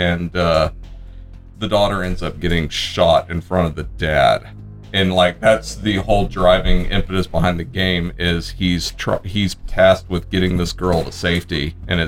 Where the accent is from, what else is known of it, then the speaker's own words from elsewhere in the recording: San Marcos, Texas, United States; I grew up in San Marcos